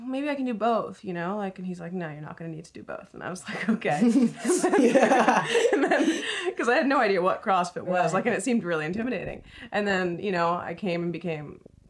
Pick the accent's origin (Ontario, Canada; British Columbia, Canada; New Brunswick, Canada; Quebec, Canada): Quebec, Canada; Montreal; moved away; I'm from Montreal